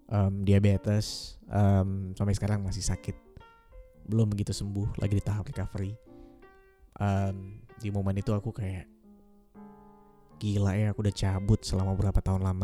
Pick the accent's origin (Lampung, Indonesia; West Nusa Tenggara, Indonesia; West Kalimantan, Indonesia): West Kalimantan, Indonesia; Pontianak; also born or lived in Yogyakarta; FYI, aku dari Pontianak, kuliah di Jogja selama 6 tahun lebih. 6 tahun lebih aku pulang ke Pontianak cuma setahun sekali.